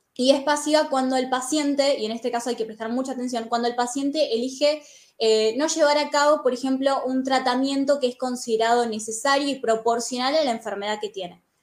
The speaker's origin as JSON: {"language": "Spanish", "country": "Argentina", "said": "yo soy argentina"}